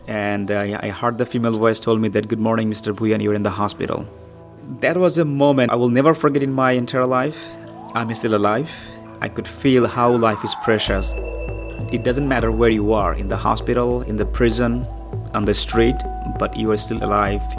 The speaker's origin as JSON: {"language": "English", "country": "Bangladesh", "moved": "yes", "lives_now": "United States", "said": "I'm a Muslim, but I'm not from Middle East. I'm from Bangladesh"}